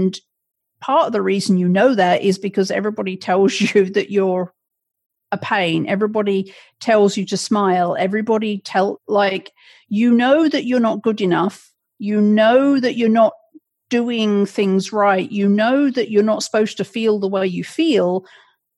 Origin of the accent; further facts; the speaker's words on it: England, United Kingdom; now in Connecticut, United States; I was raised in England